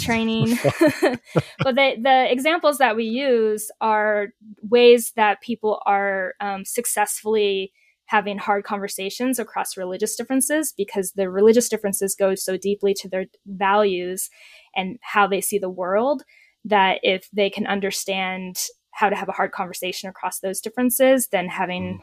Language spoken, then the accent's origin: English; United States; I'm an American.